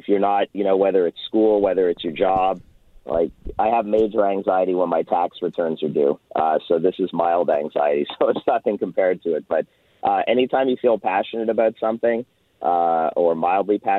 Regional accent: Winnipeg, Manitoba, Canada; moved away as an adult; also born or lived in Montreal, Canada; now in Florida, United States; I was born and raised in Winnipeg

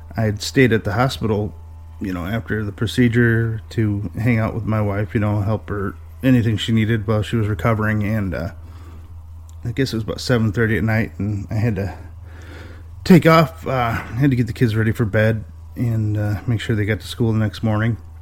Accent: north of Detroit, Michigan, United States; I'm from Michigan, uh, just north of Detroit, a little ways

